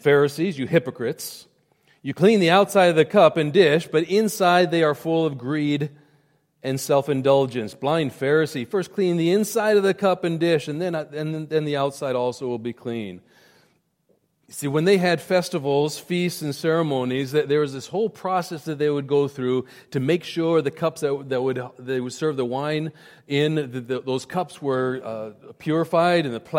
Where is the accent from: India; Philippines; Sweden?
India; When I was growing up in India, my parents were there. They would whitewash their homes.